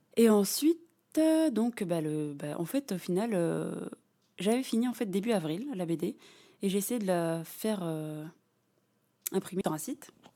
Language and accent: French; Lognes, Île-de-France, France; j'ai grandi à Logne